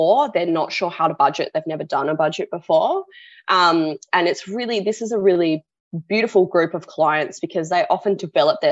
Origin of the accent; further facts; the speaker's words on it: Sydney, New South Wales, Australia; now in Perth, Australia; I was born on Gadigal land